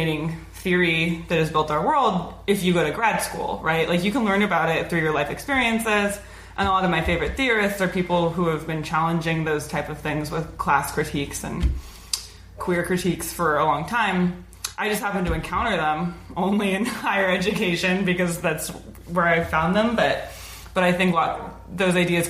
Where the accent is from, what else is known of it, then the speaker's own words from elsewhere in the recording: Oregon, United States; grew up in Oregon.